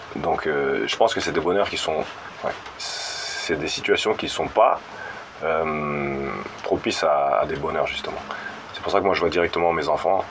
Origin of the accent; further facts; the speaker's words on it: Maurepas, Île-de-France, France; now in Élancourt, France; je suis pas d'Elancourt, je suis de Morpa, juste à côté, aux Friches, le quartier des Friches